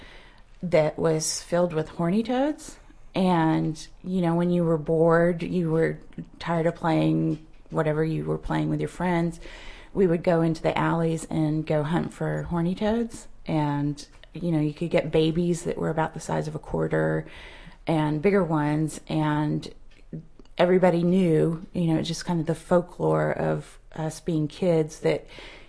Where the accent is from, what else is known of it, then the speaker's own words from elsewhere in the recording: West Texas, United States; I grew up in West Texas